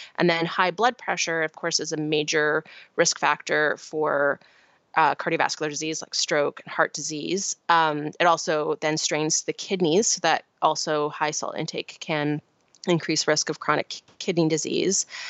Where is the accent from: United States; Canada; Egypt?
Canada; Vancouver Island, British Columbia; I grew up on Vancouver Island in Canada